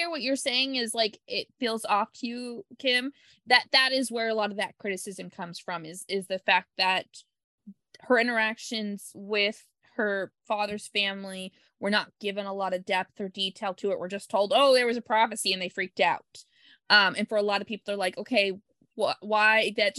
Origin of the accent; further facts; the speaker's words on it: Pacific Northwest, United States; Plus, I was a kind of a weird outlier in the fact that I'm from the Northwest where I was born.